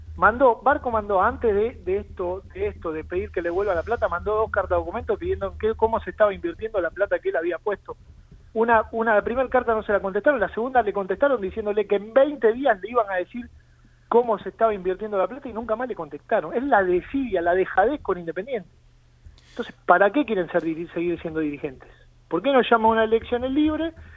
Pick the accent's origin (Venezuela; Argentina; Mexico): Argentina; Avellaneda, Buenos Aires Province; yo soy de Avellaneda. Trabajo en Avellaneda